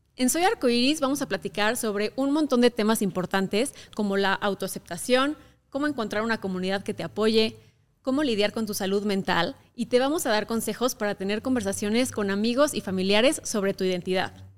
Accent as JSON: {"language": "Spanish", "region": "Querétaro", "country": "Mexico", "tie": "born or raised there", "said": "crecí en Querétaro, un estado muy conservador de México"}